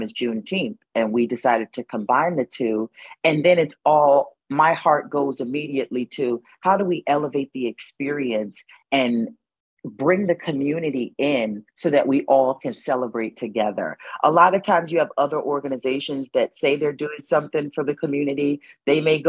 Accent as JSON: {"language": "English", "town": "New Haven", "region": "Connecticut", "country": "United States", "tie": "born or raised there", "said": "I am born and raised in New Haven, Connecticut"}